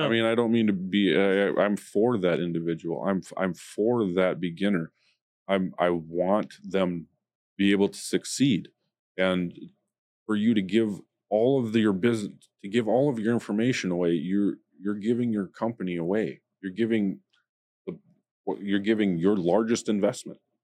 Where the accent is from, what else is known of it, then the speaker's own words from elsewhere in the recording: United States; being an American